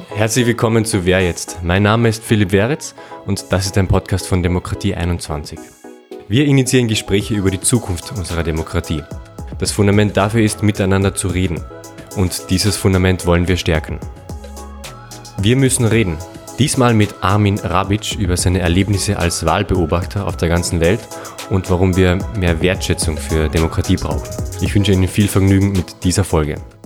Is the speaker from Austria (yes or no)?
yes; Austria; als Österreicher